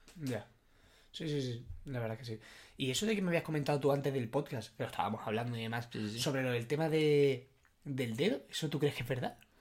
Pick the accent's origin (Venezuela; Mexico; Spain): Spain